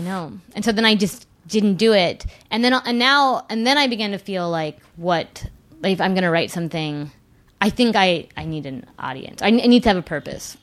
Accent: Whittier, California, United States; now in New York, United States; I grew up in Southern California

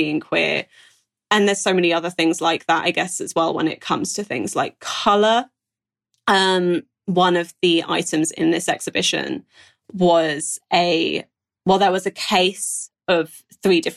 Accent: Brighton, South East England, United Kingdom; growing up in Brighton

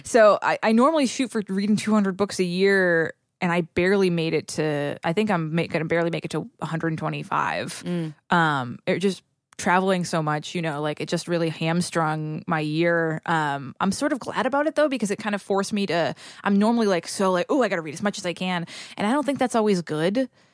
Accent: New England, United States; I'm from New England

